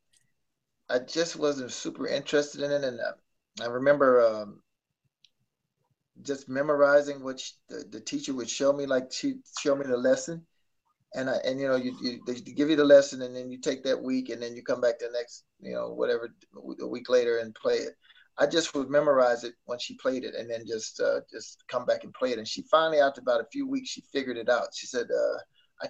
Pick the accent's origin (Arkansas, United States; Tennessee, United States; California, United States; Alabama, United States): Arkansas, United States; moved away; I'm back in my hometown, you know, where it all started